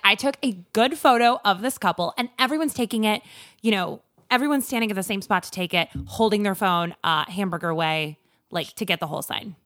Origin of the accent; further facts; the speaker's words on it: rural Minnesota, United States; in fifth grade at my rural Minnesota middle school